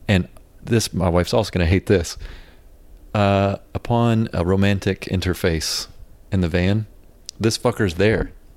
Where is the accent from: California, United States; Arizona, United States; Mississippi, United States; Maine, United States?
Mississippi, United States; North; born or raised there; also born or lived in Memphis, Tennessee